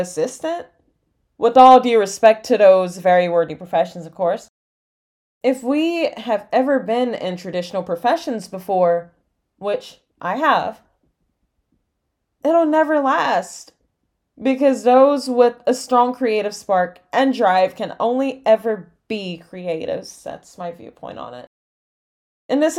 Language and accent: English; exurbs of Atlanta, Georgia, United States; teen growing up in the exurbs of Atlanta, Georgia, in the United States